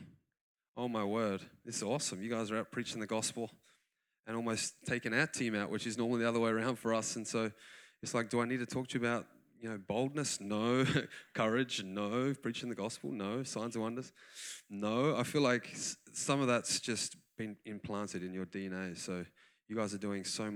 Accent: Australia; accent: Australian; moved away as an adult; now in United States; So I call myself a part American, full Australian

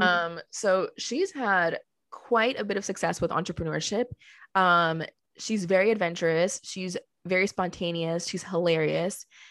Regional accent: Colombia; moved away; also born or lived in Miami, Florida, United States; I was born in Miami and then I came back to Colombia with her because that's where she had family

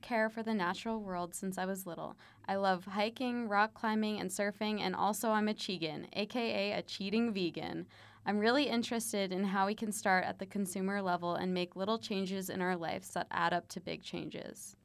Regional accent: Flagstaff, Arizona, United States; I grew up in Flagstaff, Arizona, where all there is to do is play outside.

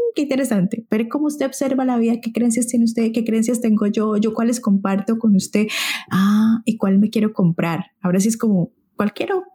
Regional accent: Santander, Colombia; Santander es de donde yo soy

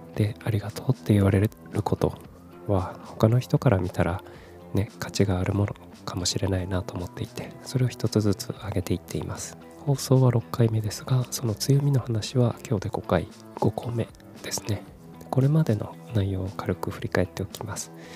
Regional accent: Kumamoto, Japan; moved away as an adult; also born or lived in Fukuoka / Tokyo; 18歳から福岡30歳から東京で暮らした後退職を機に地元の熊本に帰ってきた36歳無職の僕

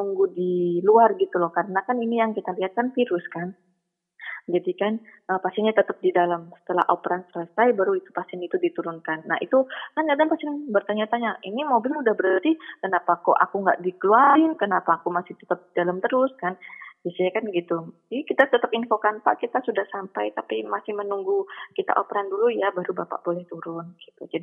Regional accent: Surabaya, East Java, Indonesia; Saya kan dari Surabaya kan uh, sampai di Jakarta ikut pelatihan dan lain-lain gitu.

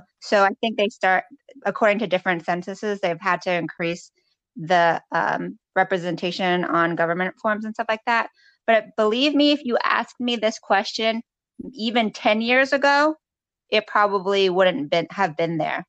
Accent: Florida, United States; also born or lived in California / Philippines; my Filipino church I went growing up in Florida.

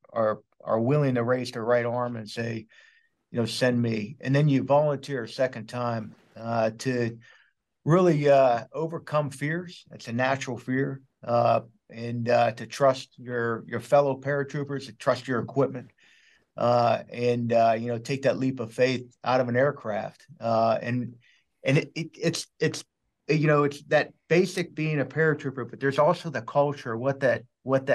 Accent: Pittsburgh, Pennsylvania, United States; moved away as an adult; also born or lived in Arizona; I'm originally from Pittsburgh, Pennsylvania

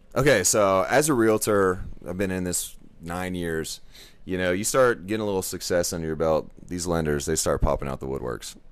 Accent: Dallas, Texas, United States; also born or lived in Forney, Texas; now in Rockwall, United States; I grew up in Dallas, moved to Forney

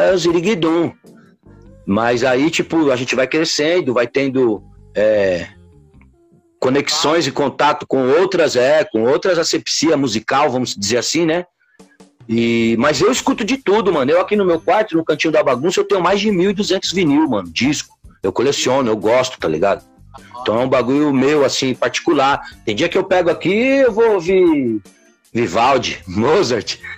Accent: São Paulo, Brazil; born there; Na Zona Leste de São Paulo, eu nasci na Moca.

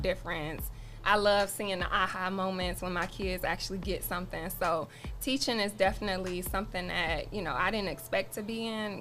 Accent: Toledo, Ohio, United States; I grew up here in Toledo, Ohio.

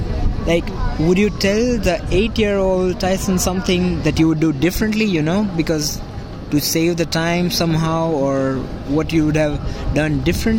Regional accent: India; I'm from India.

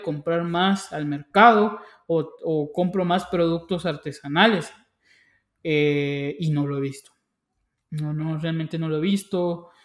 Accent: Guatemala; yo como guatemalteco

